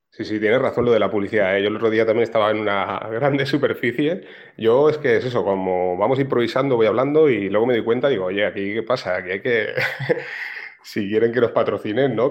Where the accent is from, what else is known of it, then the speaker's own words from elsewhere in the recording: Barcelona, Catalonia, Spain; yo soy de aquí de Barcelona